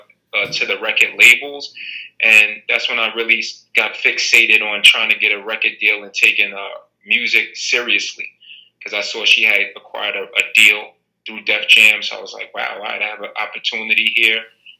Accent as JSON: {"language": "English", "town": "Jersey City", "region": "New Jersey", "country": "United States", "tie": "born or raised there", "also_born_or_lived": "Teaneck", "said": "when I first moved to Teaneck High School from Jersey City, you know, I'm born and raised in Jersey City"}